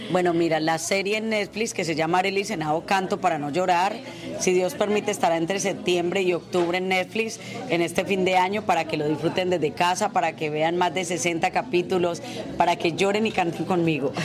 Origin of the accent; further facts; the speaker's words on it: Colombia; moved away as an adult; now in Los Angeles, United States; nosotros como colombianos